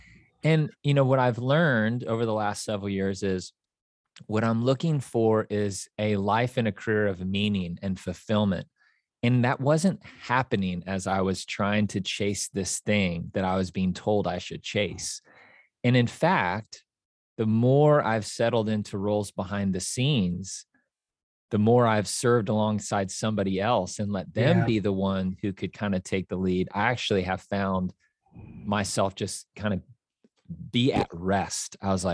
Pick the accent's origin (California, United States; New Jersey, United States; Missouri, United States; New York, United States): Missouri, United States; Kansas City; moved away as an adult; now in Nashville, United States; So I grew up in Kansas City, Missouri, and in Kansas City, there is no accent. It is very straight. And I moved to Nashville in 2007, and my goal was to walk away with an accent.